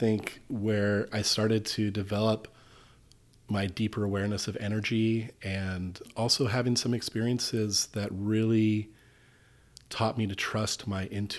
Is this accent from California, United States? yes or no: yes; Malibu, California, United States; Well, I grew up in Southern California in Malibu. It was a beach life. Life of surfing.